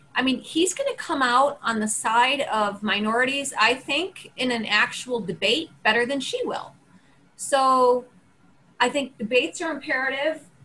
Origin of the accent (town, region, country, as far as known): United States